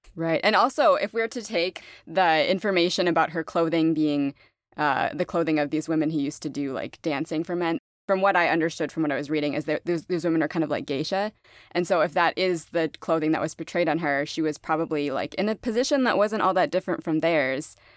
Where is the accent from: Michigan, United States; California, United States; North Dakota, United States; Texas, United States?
North Dakota, United States; Fargo; now in Austin, United States; I'm in Austin now, but I grew up in Fargo, North Dakota